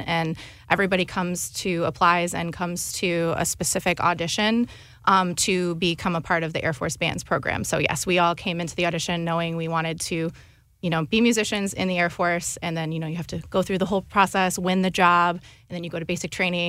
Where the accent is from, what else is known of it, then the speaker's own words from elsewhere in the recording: Johnsburg, Illinois, United States; now in St. Louis, United States; I'm originally from Johnsburg, Illinois